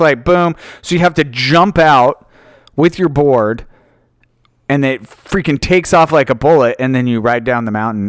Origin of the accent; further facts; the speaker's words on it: Utah, United States; moved away; I was raised in Utah